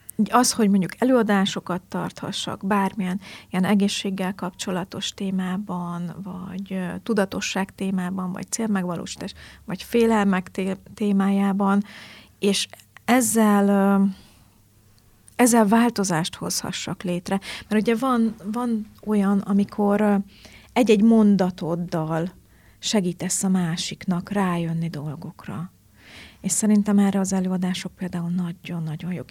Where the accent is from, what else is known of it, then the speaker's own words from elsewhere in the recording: Markaz, Heves, Hungary; also born or lived in Eger / Tardona, Borsod / Kazincbarcika; nagy részt a Mátrában nőttem fel